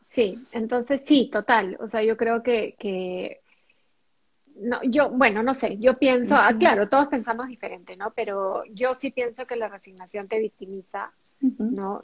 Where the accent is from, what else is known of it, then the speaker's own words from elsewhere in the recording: Peru; tanto Jennifer como yo somos peruanas